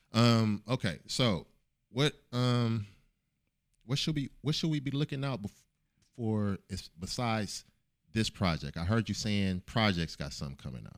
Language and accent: English; Oakland, California, United States; I'm from Oakland.